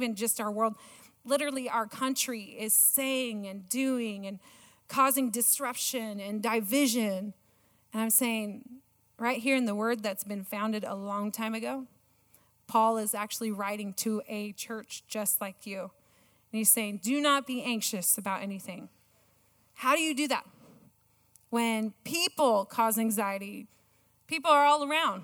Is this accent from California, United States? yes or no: yes; California, United States; moved away; I am a Californian